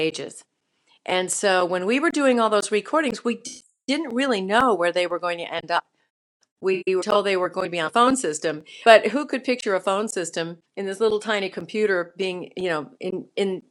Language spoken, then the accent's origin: English; Burlington, Vermont, United States; I was born in Burlington, Vermont